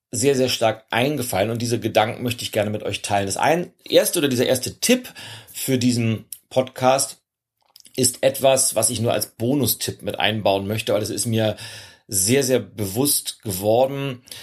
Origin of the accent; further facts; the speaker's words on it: Germany; weil als, als Deutscher vor einem internationalen Publikum sprechen zu dürfen, ist keine Selbstverständlichkeit